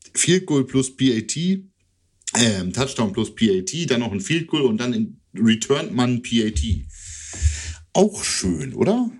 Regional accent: Lower Saxony, Germany; eher Deutscher als Niedersachse

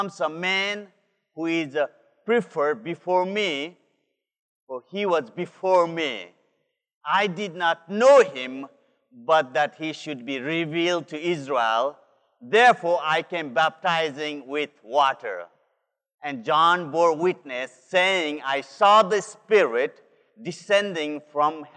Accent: Nepal; moved away; This is the land where I am from. I'm from Nepal

